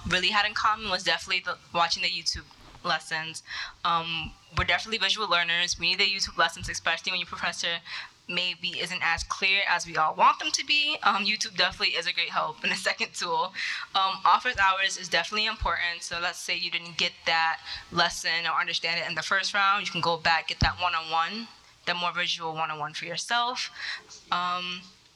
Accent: New York, United States; I'm a senior at Hofstra University studying business management, and I'm from New York

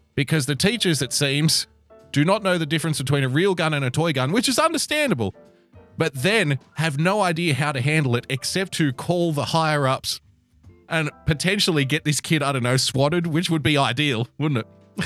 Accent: Australia; I'm an Australian

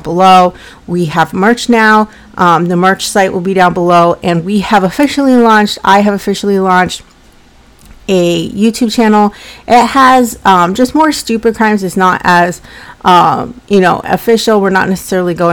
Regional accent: Colorado, United States; now in Massachusetts, United States; I'm from Colorado, but I live in Massachusetts

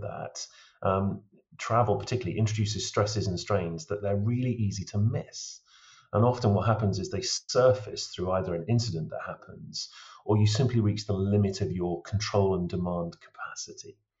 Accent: Lake District, North West England, United Kingdom; now in Cairngorms, Scotland; I was brought up in the Lake District

